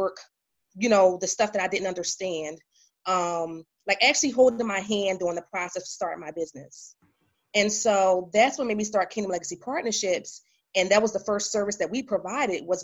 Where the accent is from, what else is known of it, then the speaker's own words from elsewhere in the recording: Philadelphia, Pennsylvania, United States; now in Raleigh, United States; I'm originally from Philadelphia, but now I'm in Raleigh, North Carolina